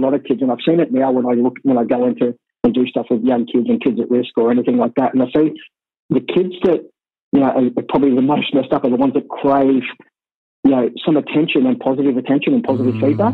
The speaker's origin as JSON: {"language": "English", "town": "Sydney", "region": "New South Wales", "country": "Australia", "tie": "born or raised there", "said": "I grew up in Waterloo, Redfern, and Moore."}